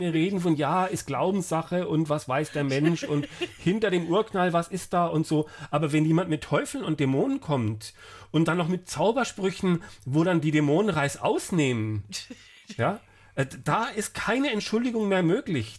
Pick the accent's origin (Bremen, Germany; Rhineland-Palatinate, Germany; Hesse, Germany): Hesse, Germany; Frankfurt; ich komme ja aus Frankfurt